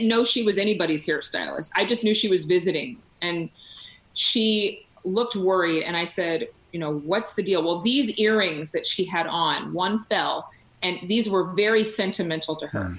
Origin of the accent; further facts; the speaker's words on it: Sacramento, California, United States; moved away; also born or lived in Texas; I was raised in Sacramento, or outside of Sacramento